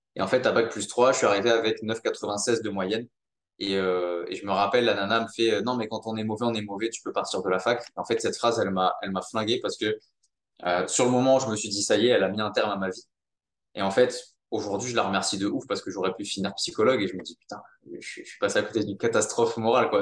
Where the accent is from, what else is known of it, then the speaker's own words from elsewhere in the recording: Monaco; j'ai grandi à Monaco